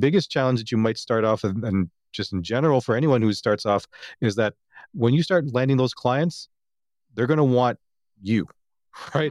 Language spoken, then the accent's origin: English; Toronto, Ontario, Canada; since I'm from Toronto